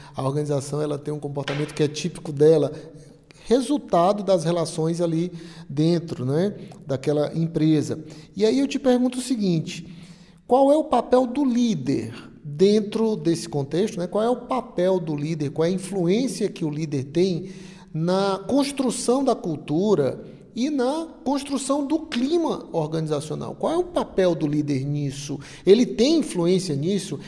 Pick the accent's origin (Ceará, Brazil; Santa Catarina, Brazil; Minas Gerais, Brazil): Ceará, Brazil; nós que somos aqui do Nordeste, especialmente aqui no Ceará também